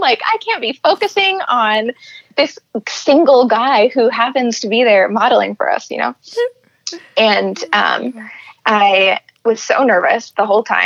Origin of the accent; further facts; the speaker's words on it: California, United States; moved away as an adult; also born or lived in Seattle, Washington; now in Michigan, United States; I grew up in California, and then I went to school in Seattle